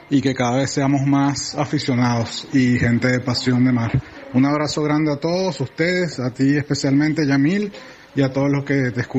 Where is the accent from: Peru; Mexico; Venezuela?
Venezuela; also born or lived in Uruguay; now in Barcelona, Spain; Soy venezolano y uruguayo viviendo en Barcelona, España